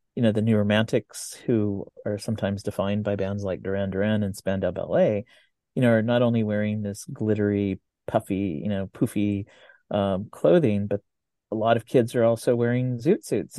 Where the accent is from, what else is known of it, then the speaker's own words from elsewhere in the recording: Santa Ana, California, United States; growing up in Santa Ana